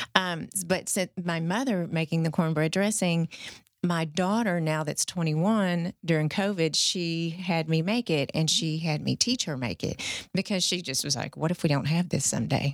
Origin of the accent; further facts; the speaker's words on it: the South, United States; we're all from the South here